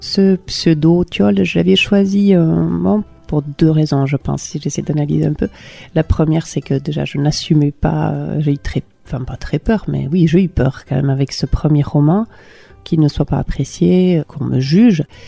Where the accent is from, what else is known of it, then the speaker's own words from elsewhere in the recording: Hendaye, Nouvelle-Aquitaine, France; moved away as an adult; now in Ustaritz, France; Je viens d'Andaï, euh, j'ai vécu à peu près oui, 20 ans à Andaï